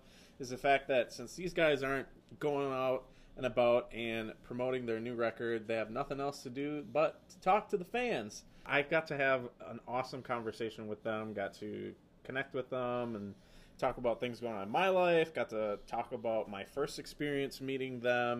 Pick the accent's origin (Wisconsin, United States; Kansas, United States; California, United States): Wisconsin, United States; Appleton; accent: Wisconsin; Appleton, Wisconsin